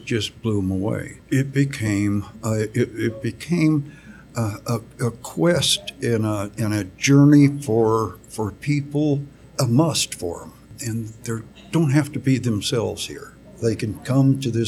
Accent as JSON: {"language": "English", "town": "Elko", "region": "Nevada", "country": "United States", "tie": "born or raised there", "said": "I was born right here in Elko"}